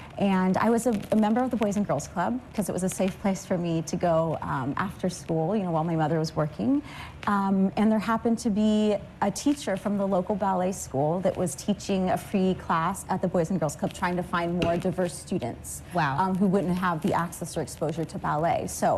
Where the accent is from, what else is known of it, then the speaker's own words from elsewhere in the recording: Los Angeles, California, United States; I grew up in Los Angeles, California, mm-hmm. and I was one of six children. I grew up in like underprivileged communities most of mm-hmm. my life